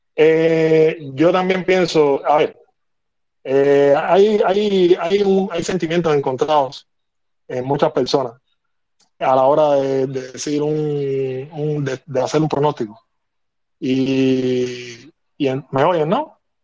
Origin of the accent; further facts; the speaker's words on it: Havana, Cuba; Yo soy cubano y vivo en La Habana